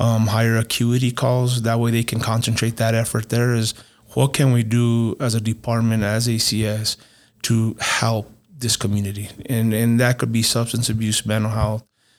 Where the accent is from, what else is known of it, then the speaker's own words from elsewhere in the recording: Las Vegas, New Mexico, United States; I grew up in Las Vegas, New Mexico